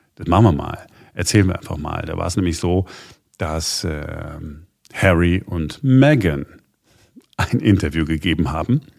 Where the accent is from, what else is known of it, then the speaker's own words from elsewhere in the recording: Duisburg, North Rhine-Westphalia, Germany; bei uns in Duisburg